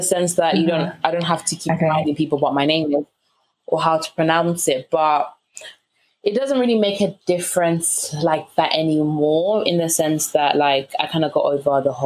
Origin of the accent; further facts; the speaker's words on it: Zambia; moved away; I'm not from London. I'm originally Zambian, and I have, the South African Zulu heritage to my family